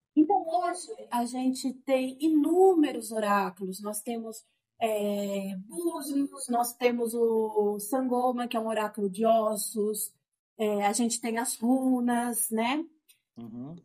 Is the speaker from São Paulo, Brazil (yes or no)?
yes; Sorocaba, São Paulo, Brazil; Eu sou de Sorocaba, uhum. estou morando em Sorocaba atualmente